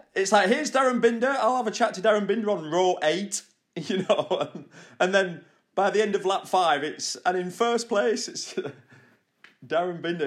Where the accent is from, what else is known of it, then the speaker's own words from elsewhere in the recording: United Kingdom; As a British, as a young British rider